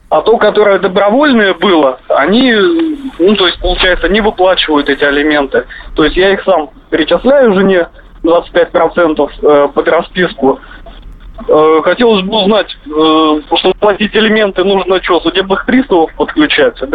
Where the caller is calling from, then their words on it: Kemerovo, Kemerovo Oblast, Russia; Э, здравствуйте. Э, я из Кемерово.